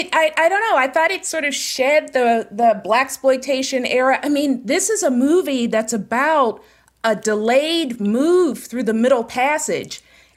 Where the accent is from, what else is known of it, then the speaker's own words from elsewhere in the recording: Pittsburgh, Pennsylvania, United States; I am from Pittsburgh, born and raised.